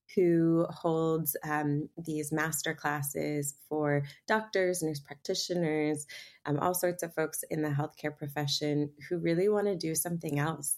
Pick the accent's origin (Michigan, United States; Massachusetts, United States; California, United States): Massachusetts, United States; Boston; I grew up in Boston in a very you know, science-based conventional medicine family.